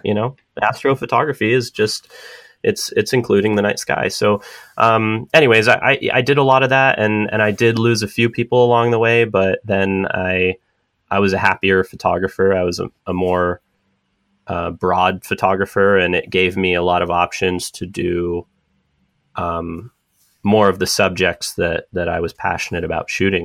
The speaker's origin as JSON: {"language": "English", "town": "San Diego", "region": "California", "country": "United States", "tie": "born or raised there", "moved": "as an adult", "lives_now": "San Francisco, United States", "said": "I grew up in San Diego"}